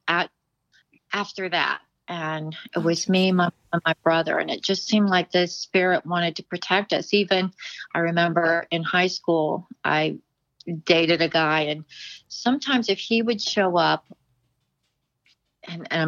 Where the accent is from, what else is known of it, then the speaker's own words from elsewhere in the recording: Dayton, Ohio, United States; now in Cincinnati, United States; I'm from the Dayton area, but now I live in Cincinnati.